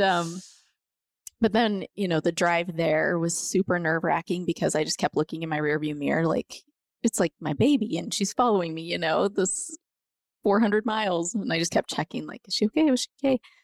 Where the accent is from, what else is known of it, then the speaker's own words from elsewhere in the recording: Montrose, Colorado, United States; moved away as an adult; now in Grand Junction, United States; I grew up in Montrose